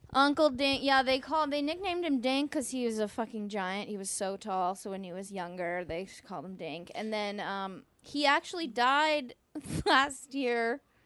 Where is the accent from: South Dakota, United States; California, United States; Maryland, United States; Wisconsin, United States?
California, United States; East Bay; growing up, you know, I'm from a extremely diverse place. I'm from the East Bay.